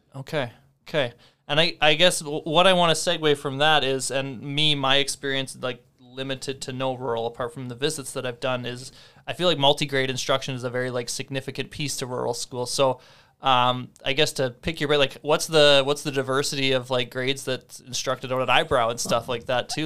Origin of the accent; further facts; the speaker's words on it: near Melville, Saskatchewan, Canada; my family grew up just outside of Melville in Cardiff